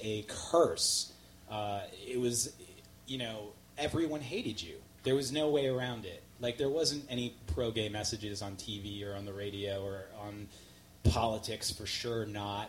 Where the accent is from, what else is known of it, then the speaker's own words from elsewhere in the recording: New York City, New York, United States; I grew up in Queens. I grew up in New York hardcore scene in the 80s